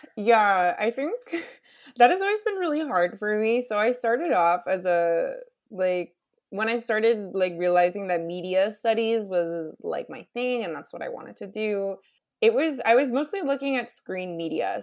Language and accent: English; United States; moved away as an adult; also born or lived in Canada; I'm an American who did a P H D degree in Canada